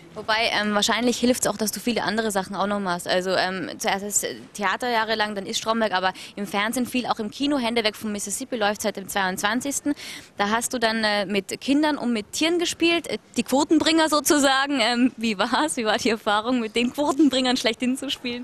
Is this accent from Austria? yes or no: yes; Austria; Ich als Österreicherin